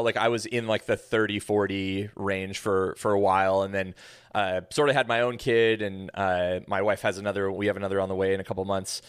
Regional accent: Pacific Northwest, United States; also born or lived in Tacoma, Washington; Born and raised in the Pacific Northwest, so I've been here all my life

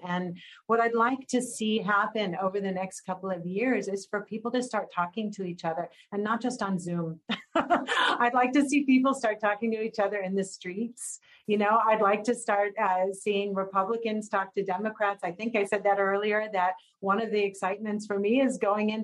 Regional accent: Texas, United States; now in California, United States; I was actually from Texas

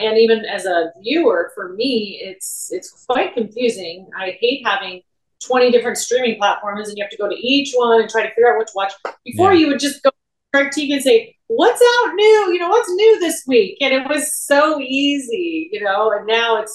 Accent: Northern California, United States; I'm from NorCal

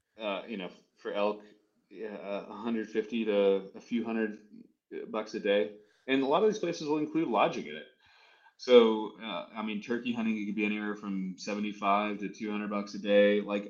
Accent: California, United States; I'm not from Montana. I've never said I'm from Montana. I'm from Southern California. I grew up surfing and fishing at the beach.

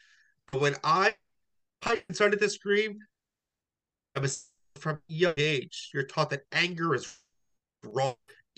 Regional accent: Hamilton, New Jersey, United States; also born or lived in Trenton, New Jersey / Freehold, New Jersey / Newburgh, New York; now in Forked River, United States; I'm in Forked River right now. I'm in a sober living house. But I'm from Hamilton, born in Trenton.

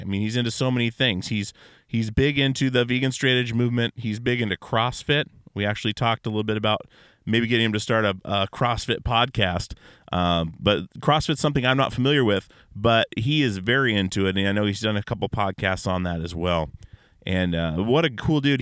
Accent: Alaska, United States; growing up in Alaska

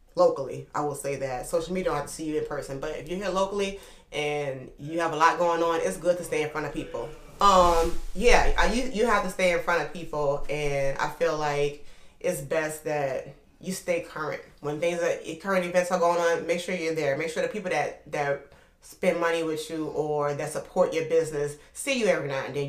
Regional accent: New Orleans, Louisiana, United States; moved away as an adult; also born or lived in Oklahoma / Atlanta; I'm from New Orleans, Louisiana, uptown. Upper Line to be exact

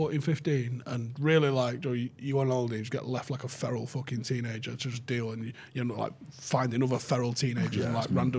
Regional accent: Manchester, North West England, United Kingdom; accent: Mancunian; But it's a Mancunian colloquialism.

